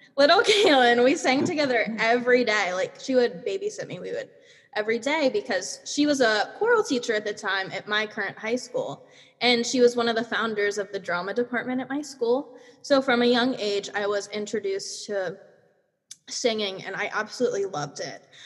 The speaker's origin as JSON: {"language": "English", "region": "Pennsylvania", "country": "United States", "said": "I'm from Pennsylvania"}